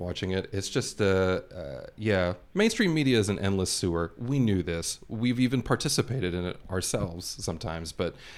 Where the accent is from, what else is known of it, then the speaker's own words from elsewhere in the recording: Los Angeles, California, United States; born and raised here in LA. Never lived anywhere else.